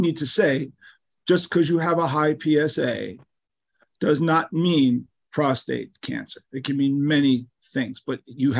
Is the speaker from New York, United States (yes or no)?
yes; New York City, New York, United States; I'm from Manhattan